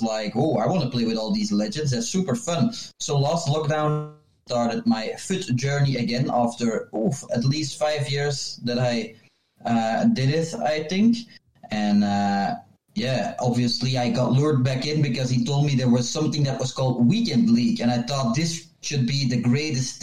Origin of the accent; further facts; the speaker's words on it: Flemish-speaking part of Belgium, Flanders, Belgium; I'm from Belgium, from the Flemish-speaking part of Belgium.